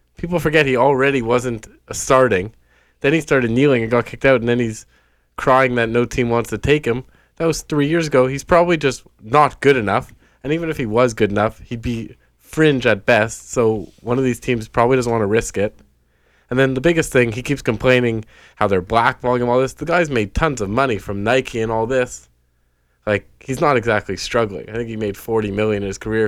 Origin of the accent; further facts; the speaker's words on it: Montreal, Quebec, Canada; now in Toronto, Canada; I'm from Montreal, Quebec